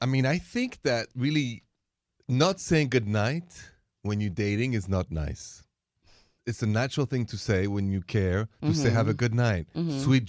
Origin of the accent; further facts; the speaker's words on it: Paris, Île-de-France, France; born there; I was born in Paris.